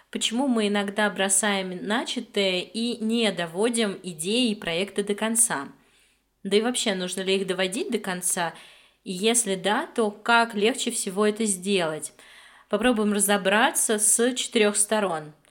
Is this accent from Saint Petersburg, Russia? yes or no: no; Moscow, Russia; мне 30 лет, я из Москвы